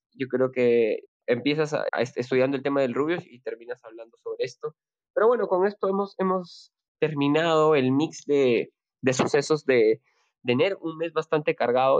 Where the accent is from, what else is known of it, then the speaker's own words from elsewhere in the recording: Peru; desde acá, desde Perú y como latinoamericano